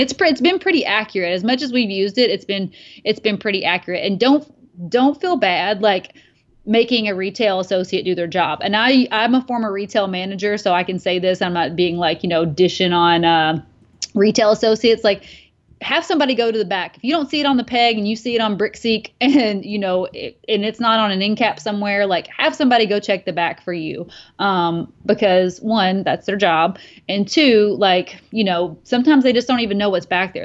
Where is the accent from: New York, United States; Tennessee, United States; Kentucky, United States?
Kentucky, United States; moved away; my hometown of Kentucky